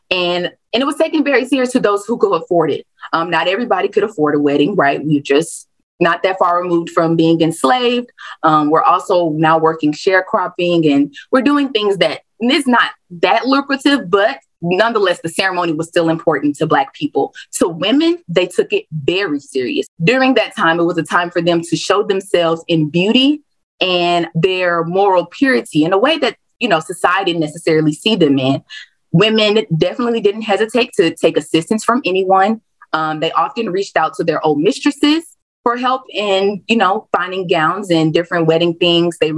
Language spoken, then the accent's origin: English; the South, United States; I am born and raised in the South, and a lot of the history I study is particularly to the South.